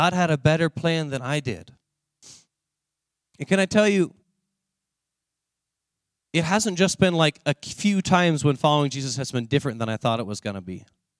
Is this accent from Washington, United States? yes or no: yes; Seattle, Washington, United States; also born or lived in Omaha; Let's go to Seattle. I was raised in Seattle for a period of my life, and I love the area.